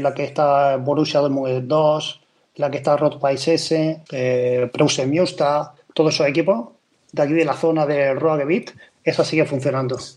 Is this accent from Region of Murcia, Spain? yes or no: yes; Murcia, Region of Murcia, Spain; moved away as an adult; now in Emsland, Germany; yo en España, yo soy de Murcia